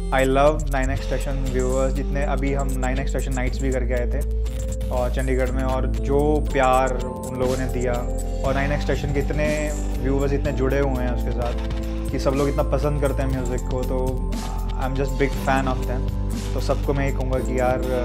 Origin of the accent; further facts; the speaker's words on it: Haryana, India; देसी है हम हरियाणा से बिलोंग करते हैं